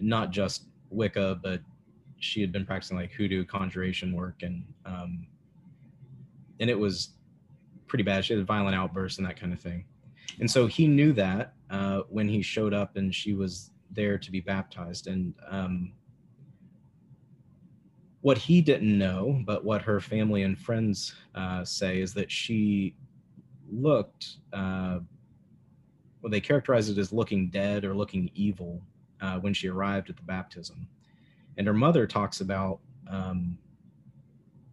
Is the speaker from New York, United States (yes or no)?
no; Lincoln County, West Virginia, United States; I grew up in Lincoln County